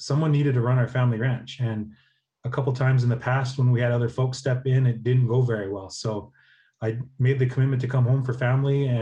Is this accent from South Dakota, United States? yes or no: yes; Cheyenne River Indian Reservation, South Dakota, United States; also born or lived in Morris, Minnesota; born and raised on the Cheyenne River Indian Reservation in North Central South Dakota, where I'm an enrolled citizen.